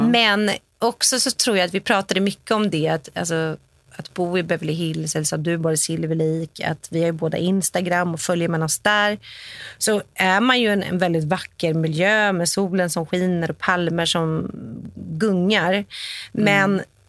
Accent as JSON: {"language": "Swedish", "country": "Sweden", "also_born_or_lived": "New York", "moved": "yes", "lives_now": "Los Angeles, United States"}